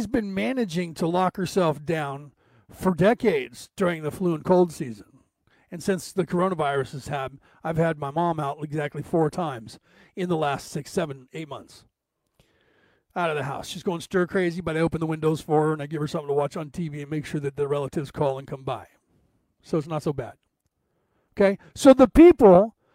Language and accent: English; United States; I'm an American minister